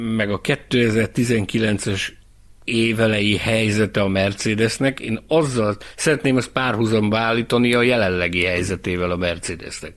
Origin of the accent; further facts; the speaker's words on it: Hungary; én Magyarországról jöttem